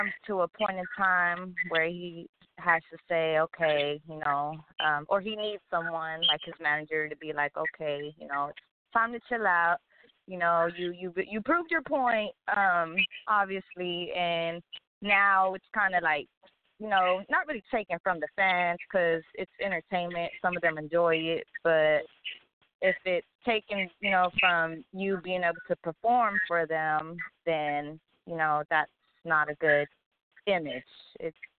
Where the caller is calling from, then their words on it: Dallas, Texas, United States; I'm calling from Dallas, Texas